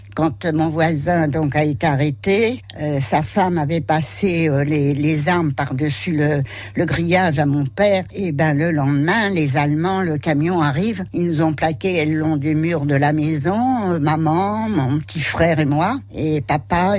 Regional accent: Gagny, Île-de-France, France; also born or lived in Pantin; now in Sainte-Hermine, France; je suis née à Pantin

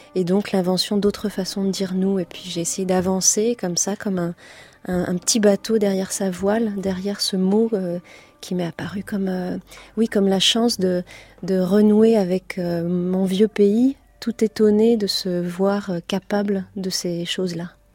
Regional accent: near Nantes, Pays de la Loire, France; à côté de Nantes. là d'où je viens

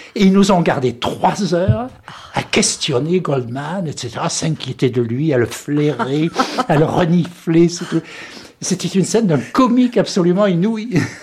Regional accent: the Midi, southern France, France; accent: méridional; moved away as an adult; also born or lived in Paris; now in United States; J'avais un accent méridional à Paris, et j'ai un accent français, un anglais, parce que je suis arrivé trop tard, 25 ans, pour le perdre.

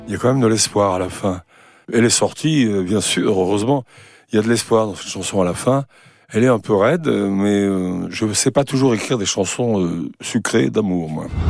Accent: Saint-Étienne, Auvergne-Rhône-Alpes, France; chez moi à Saint-Étienne

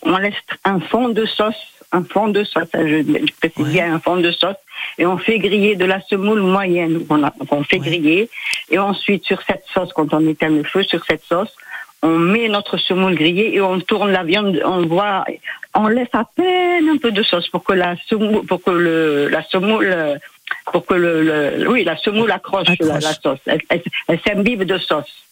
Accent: Mostaganem, Mostaganem Province, Algeria; moved away; je suis de Mostaganem, on est juste à côté, on est à 80 km

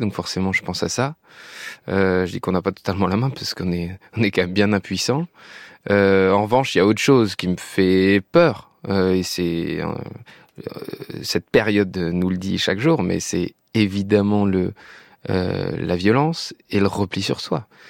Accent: France; je suis français et j'adore ce pays

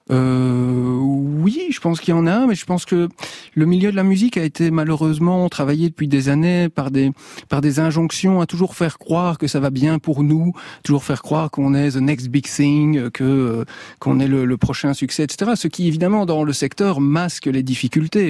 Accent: Belgium; moved away; also born or lived in Liège; dans mon pays d'origine, en Belgique

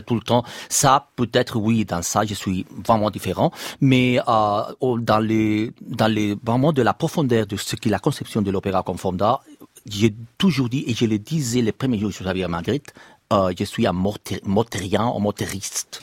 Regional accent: Barcelona, Catalonia, Spain; French is a second language; now in Madrid, Spain; je suis de Barcelone, je suis catalan, je travaille à Madrid

